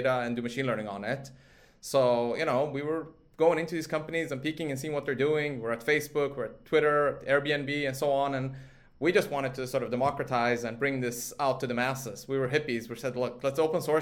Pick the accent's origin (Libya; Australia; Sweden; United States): Sweden; moved away; I grew up in Sweden from a sort of age of four